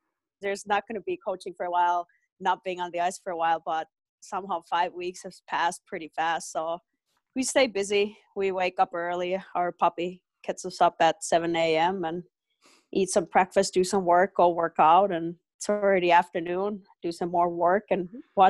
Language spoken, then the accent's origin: English; Finland; I'm from Finland